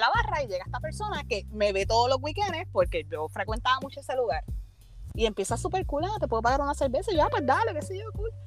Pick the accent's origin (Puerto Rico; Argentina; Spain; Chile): Puerto Rico; Yauco; Yo soy de Yauco